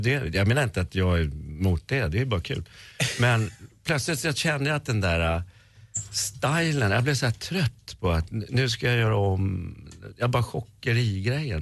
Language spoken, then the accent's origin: Swedish; Sweden; jag var svensk